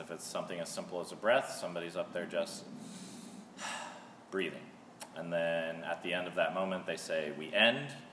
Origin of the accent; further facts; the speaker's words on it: Seattle, Washington, United States; moved away as an adult; now in Melbourne, United States; I'm also originally from Seattle, and I moved here with Corrine a couple years ago